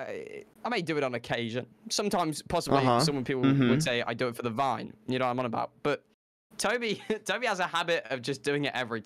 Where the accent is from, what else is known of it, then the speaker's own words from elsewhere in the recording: United Kingdom; As a British person